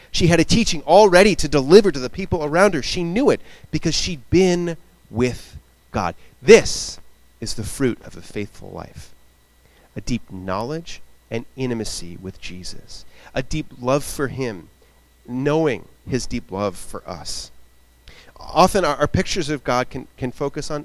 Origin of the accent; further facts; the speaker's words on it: Rhode Island, United States; also born or lived in Connecticut / Boston; I grew up in Rhode Island